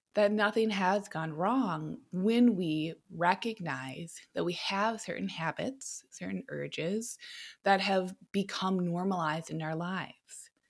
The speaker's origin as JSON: {"language": "English", "country": "United States"}